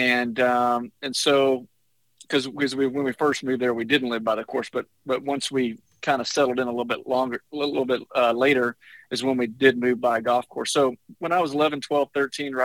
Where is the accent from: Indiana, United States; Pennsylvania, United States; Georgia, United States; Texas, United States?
Texas, United States; Jacksonville; also born or lived in Galveston, Texas / Tyler, Texas; we moved to East Texas when I was in third grade. I was born in Galveston